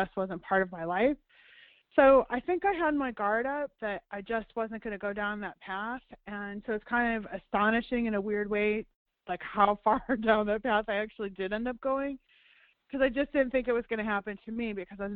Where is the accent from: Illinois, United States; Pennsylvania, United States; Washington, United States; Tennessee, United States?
Illinois, United States; Chicago; I grew up outside of Chicago in the suburbs